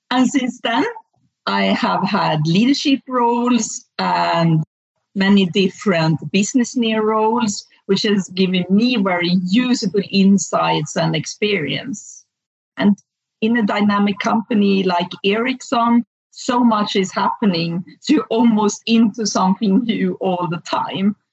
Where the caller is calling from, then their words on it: Hönö, Västra Götaland, Sweden; I'm calling from a small island called Helso in the Gothenburg archipelago